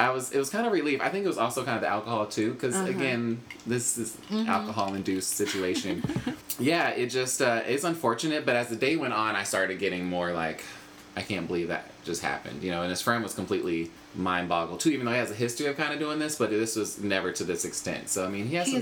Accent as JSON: {"language": "English", "town": "Charlotte", "region": "North Carolina", "country": "United States", "tie": "born or raised there", "also_born_or_lived": "Washington, D.C. / Orlando, Florida", "said": "I'm from Charlotte, North Carolina. Wasn't born there, but was raised there"}